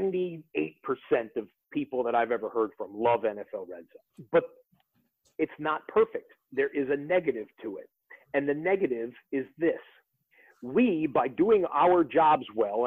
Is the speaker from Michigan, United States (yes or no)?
yes; Detroit, Michigan, United States; I'm 48 years old and I grew up in the Detroit area.